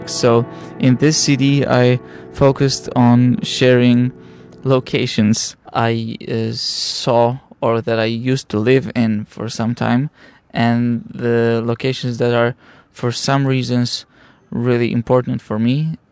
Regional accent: Gdańsk, Pomeranian Voivodeship, Poland; moved away as an adult; now in Beijing, China; this destination is my hometown. I come from Gdańsk, and Gdańsk is part of Tri City.

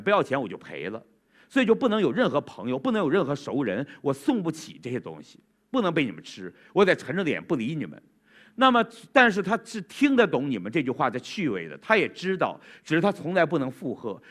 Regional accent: Changchun, Jilin, China; 我们长春人

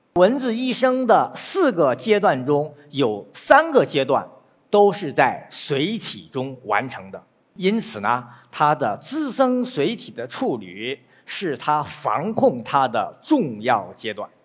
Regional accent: northern China, China; 我是北方人，我知道，小时候到了下半夜

